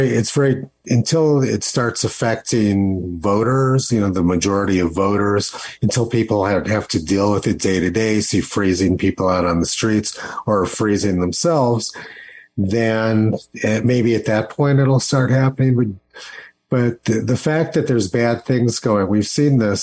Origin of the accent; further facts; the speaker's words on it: Los Alamos, New Mexico, United States; moved away; my hometown of Los Alamos, New Mexico